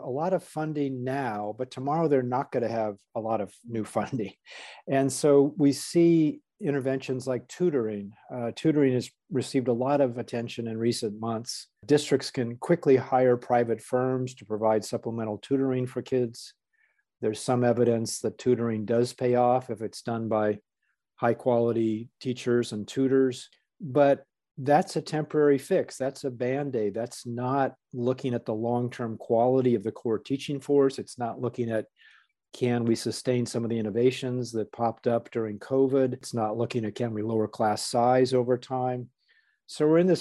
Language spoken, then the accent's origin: English; Pasadena, California, United States; also born or lived in Los Angeles; now in Berkeley, United States; I grew up outside of Pasadena. I am an Angeleno by birth, and so I was happy to get back to my hometown